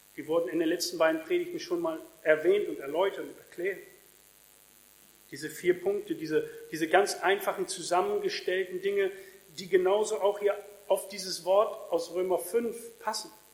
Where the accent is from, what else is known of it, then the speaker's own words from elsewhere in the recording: Germany; in Deutschland